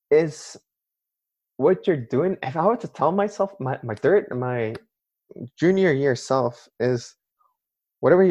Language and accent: English; Canada; my parents immigrated to Canada and they had me there